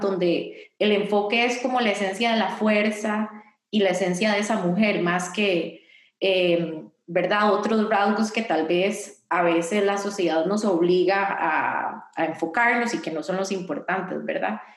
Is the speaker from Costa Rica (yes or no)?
yes; Costa Rica; hice un llamado a las heroínas de Costa Rica